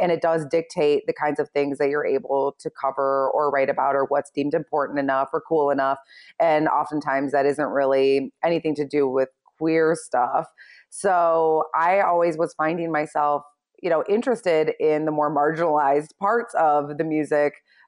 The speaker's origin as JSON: {"language": "English", "region": "Michigan", "country": "United States", "tie": "born or raised there", "said": "I had like my own little neighborhood newsletter that I created for myself when I was young, growing up in Michigan."}